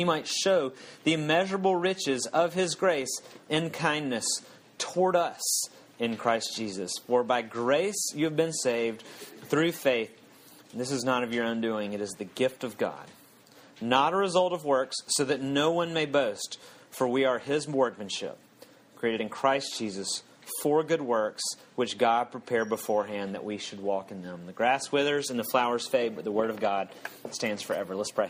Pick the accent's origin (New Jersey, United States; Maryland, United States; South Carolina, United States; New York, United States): South Carolina, United States; when I moved to California from South Carolina, people in South Carolina made all these kind of similar disparaging statements